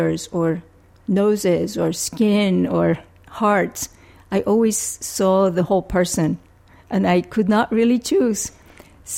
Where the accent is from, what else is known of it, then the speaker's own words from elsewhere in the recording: Puerto Rico; moved away as an adult; also born or lived in Philadelphia; I was born and raised in Puerto Rico